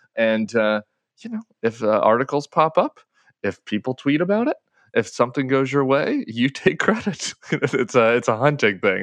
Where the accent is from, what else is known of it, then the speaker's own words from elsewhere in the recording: Colorado, United States; Colorado, you know, my home state